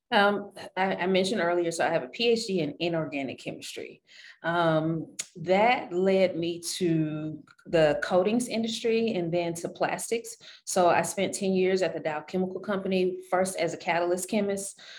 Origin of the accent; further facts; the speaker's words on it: Shreveport, Louisiana, United States; moved away; I was born and raised in Shreveport, Louisiana.